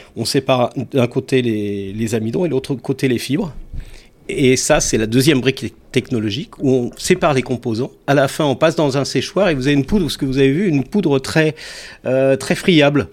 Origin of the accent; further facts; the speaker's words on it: Savoy, Auvergne-Rhône-Alpes, France; je suis savoyard